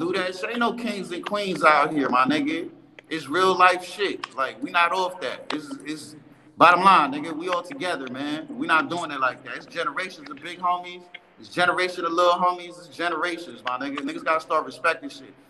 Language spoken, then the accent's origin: English; New York City, New York, United States; I'm born and raised in Bronx